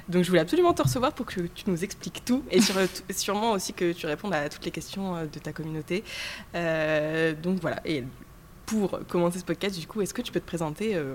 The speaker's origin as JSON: {"language": "French", "town": "Dunkirk", "region": "Hauts-de-France", "country": "France", "tie": "born or raised there", "lives_now": "Lille, France", "said": "j'ai grandi à Dunkerque."}